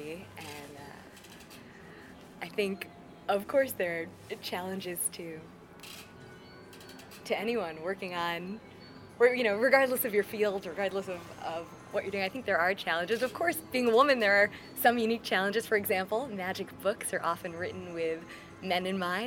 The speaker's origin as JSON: {"language": "English", "region": "New York", "country": "United States", "tie": "born or raised there", "moved": "as an adult", "lives_now": "Las Vegas, United States", "said": "I grew up in New York"}